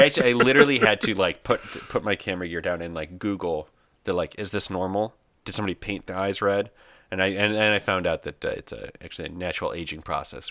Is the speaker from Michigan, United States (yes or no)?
yes; Michigan, United States; moved away as an adult; I was born here in Michigan. I was raised here